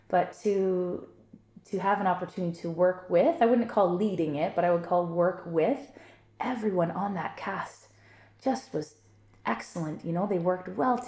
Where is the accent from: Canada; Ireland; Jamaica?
Canada; Niagara Falls, Ontario; moved away; We've both said we're from Niagara Falls. I love Niagara Falls. I still go back to visit frequently. My family still lives there.